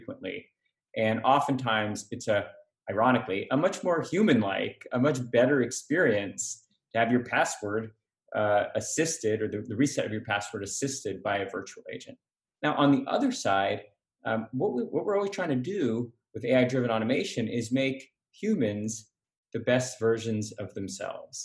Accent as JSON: {"language": "English", "town": "San Diego", "region": "California", "country": "United States", "tie": "born or raised there", "lives_now": "San Francisco, United States", "said": "I grew up in San Diego hating the Raiders."}